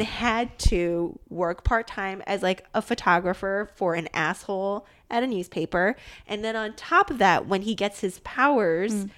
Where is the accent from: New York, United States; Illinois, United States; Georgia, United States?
Illinois, United States; Midwest, suburb near Chicago; moved away as an adult; also born or lived in East Coast; I grew up in the Midwest and very definitely a suburb that was like slow and sleepy, but like still pretty close to Chicago